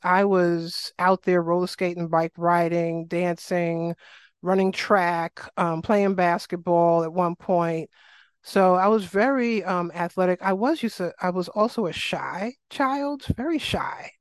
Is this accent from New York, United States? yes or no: yes; New York City, New York, United States; accent: New York; moved away; I grew up in South Jamaica, Queens, shout out to Southside Queens